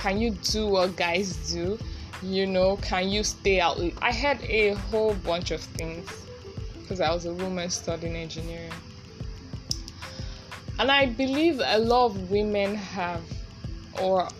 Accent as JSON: {"language": "English", "country": "Nigeria", "said": "Being a Nigerian woman"}